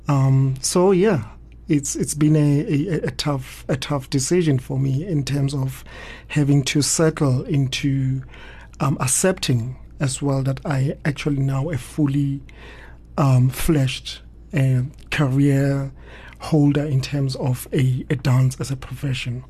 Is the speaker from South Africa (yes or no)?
yes; Soweto, Gauteng, South Africa; I was born in Soweto in Orlando East, and I grew up quite close to a hostel